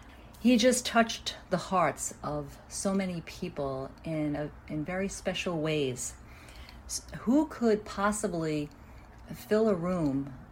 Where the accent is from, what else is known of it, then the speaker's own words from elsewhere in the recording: New York City, New York, United States; I'm from Brooklyn, New York in the U.S.